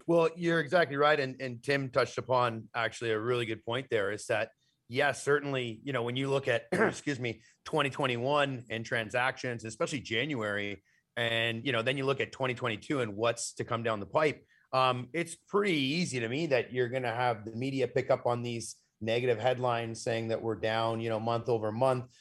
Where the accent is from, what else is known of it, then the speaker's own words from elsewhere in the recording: Canada; as a Canadian